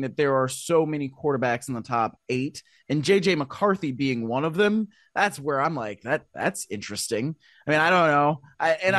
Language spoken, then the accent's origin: English; Ohio, United States; I'm from Ohio